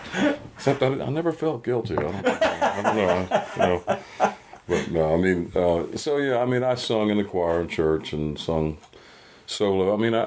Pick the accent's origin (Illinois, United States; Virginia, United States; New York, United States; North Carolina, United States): North Carolina, United States; I've got a thing in my hometown.